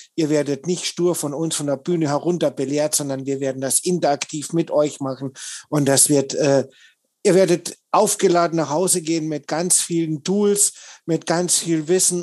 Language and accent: German; Austria; ich bin ja gebürtiger Österreicher, also ich komme noch weiter aus dem Süden als der Michael